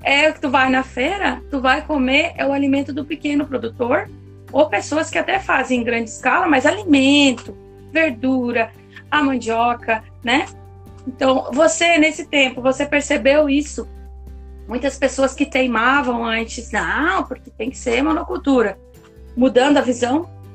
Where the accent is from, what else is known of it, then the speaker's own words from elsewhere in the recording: South Region, Brazil; eu nasci aqui no Sul e sei muito bem o que é monocultura. E produzir aqui onde eu estou nesse momento é uma cidade muito pequenininha.